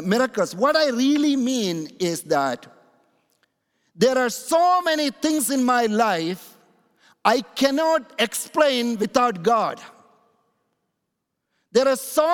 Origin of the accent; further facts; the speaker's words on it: India; also born or lived in Canada; now in United States; I'm originally born in India